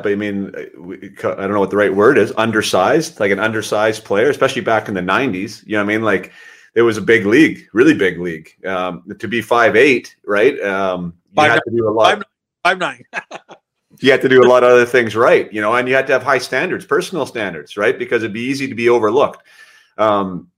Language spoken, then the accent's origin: English; Canada; as a Canadian